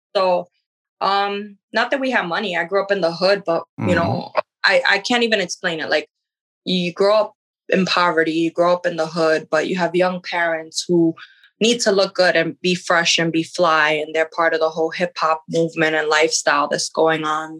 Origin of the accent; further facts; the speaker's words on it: New York, United States; growing up in New York